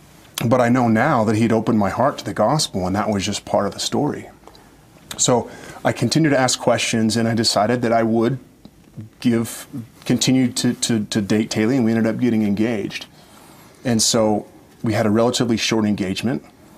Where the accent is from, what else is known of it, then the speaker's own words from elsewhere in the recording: Oregon, United States; It was certainly different than what I grew up with in Oregon and singing out of the hymnal.